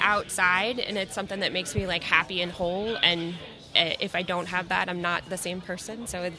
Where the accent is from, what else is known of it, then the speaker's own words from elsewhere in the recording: Raleigh, North Carolina, United States; I'm also from the Raleigh area.